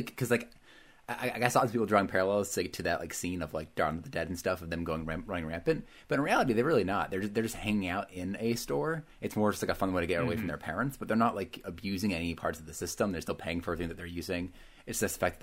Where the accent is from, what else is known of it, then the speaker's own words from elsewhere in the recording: Vermont, United States; I grew up in Vermont, where like we had two malls in Burlington